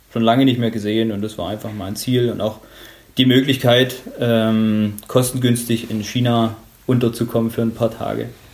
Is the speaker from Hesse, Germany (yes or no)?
no; Bautzen, Saxony, Germany; now in Dresden, Germany; eine Kleinstadt im, äh, im ostsächsischen Raum namens Bautzen. Mhm. Und ja, dort bin ich aufgewachsen